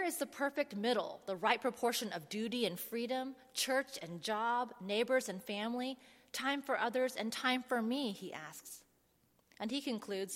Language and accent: English; Dallas, Texas, United States; now in Virginia, United States; I grew up in Dallas, Texas